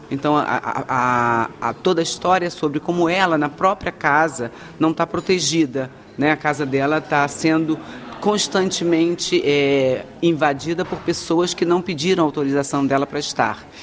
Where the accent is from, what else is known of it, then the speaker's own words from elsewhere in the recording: Rio de Janeiro, Brazil; moved away; eu sou do Rio, eu sou tá carioca